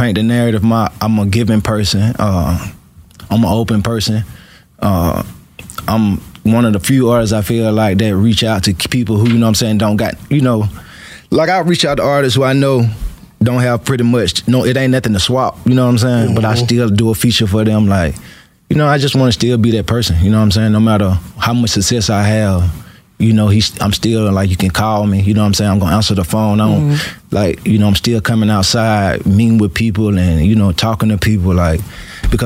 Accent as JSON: {"language": "English", "town": "Atlanta", "region": "Georgia", "country": "United States", "tie": "born or raised there", "also_born_or_lived": "Alabama", "said": "I grew up here"}